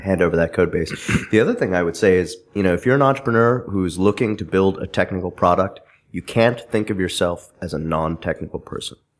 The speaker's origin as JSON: {"language": "English", "area": "Bay Area", "region": "California", "country": "United States", "tie": "born or raised there", "moved": "yes", "lives_now": "Connecticut, United States", "said": "I grew up in California in the Bay Area."}